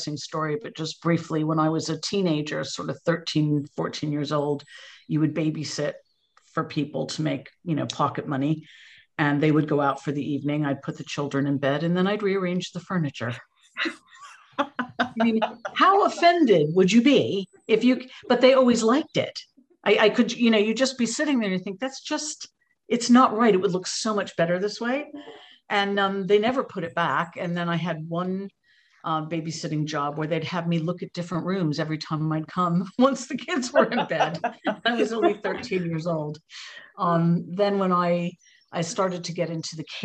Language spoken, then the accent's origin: English; United States; accent: American; moved away as an adult; now in United Kingdom; You can probably hear from my voice, I'm American originally, but I have no excuse for still having the accent as I've been here 32 years